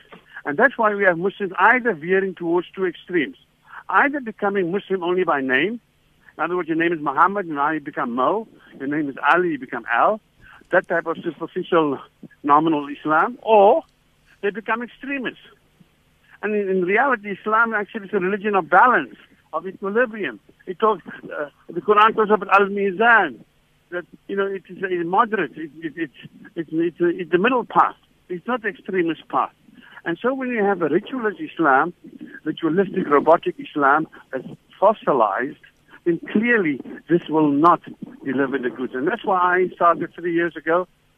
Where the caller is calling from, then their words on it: Cape Town, Western Cape, South Africa; Or, like, I'm talking from Cape Town.